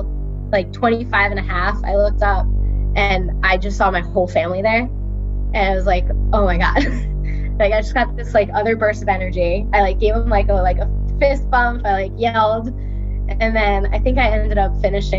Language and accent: English; Robbinsville, New Jersey, United States; I grew up in Robbinsville, New Jersey